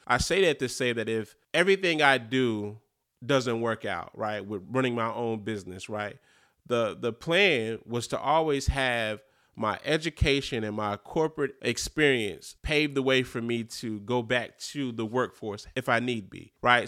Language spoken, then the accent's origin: English; Eastern North Carolina, United States; growing up in Eastern North Carolina in a small city